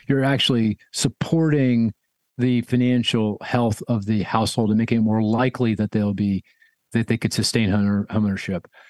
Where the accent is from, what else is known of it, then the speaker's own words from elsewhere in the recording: Philadelphia, Pennsylvania, United States; my hometown of Philadelphia